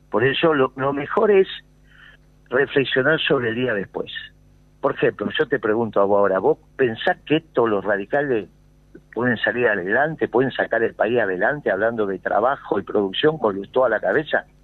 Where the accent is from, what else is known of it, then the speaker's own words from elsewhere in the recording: Córdoba, Argentina; yo vengo de Córdoba.